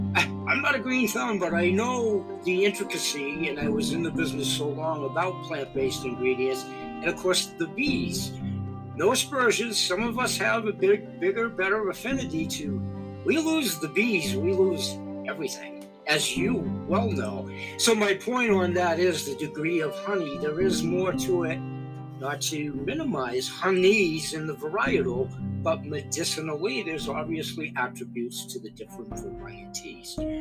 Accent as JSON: {"language": "English", "region": "Maine", "country": "United States", "said": "we Mainers"}